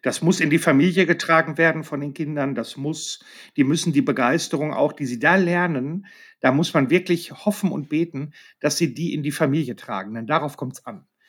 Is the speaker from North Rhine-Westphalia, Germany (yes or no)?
yes; Marl, North Rhine-Westphalia, Germany; in meiner Heimatstadt in Marl